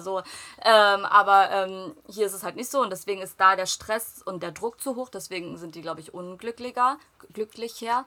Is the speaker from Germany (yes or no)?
yes; Germany; ich bin komplett dort aufgewachsen